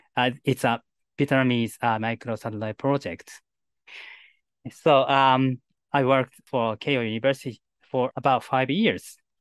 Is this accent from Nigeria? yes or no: no; Japan; first language Japanese; English is a second language; my native language, Japanese.